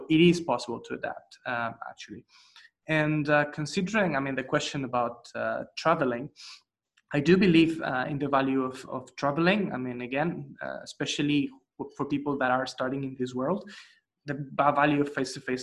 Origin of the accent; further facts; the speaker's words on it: Spain; I'm from Spain, you know, it's in a corner of the continent.